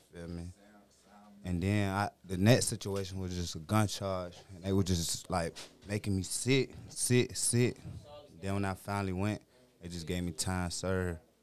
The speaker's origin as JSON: {"language": "English", "town": "Petersburg", "region": "Virginia", "country": "United States", "tie": "born or raised there", "said": "I'm from V A."}